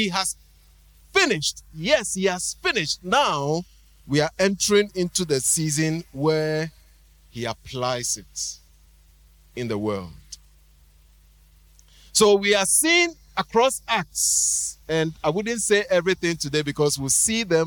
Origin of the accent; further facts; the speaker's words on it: Ghana